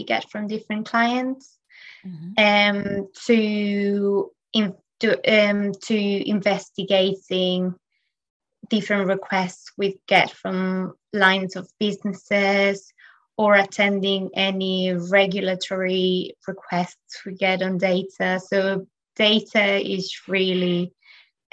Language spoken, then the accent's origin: English; Spain; now in London, United Kingdom; I am from Spain and I am currently living in London